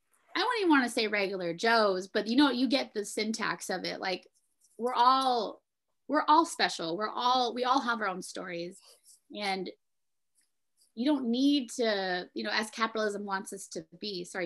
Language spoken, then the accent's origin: English; Philippines; being a Filipino, like raised in a cat, like we ate a lot of pork, yeah.